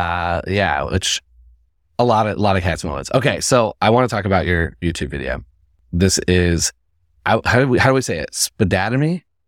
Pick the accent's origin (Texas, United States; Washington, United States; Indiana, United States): Indiana, United States; moved away; I'm from Indiana.